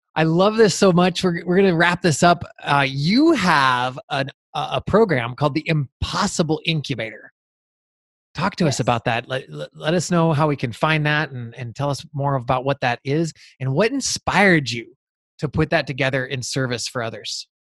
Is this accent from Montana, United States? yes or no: yes; Montana, United States; growing up in Montana.